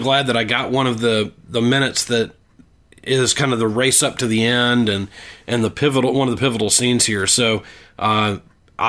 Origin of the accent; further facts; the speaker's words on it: United States; as an American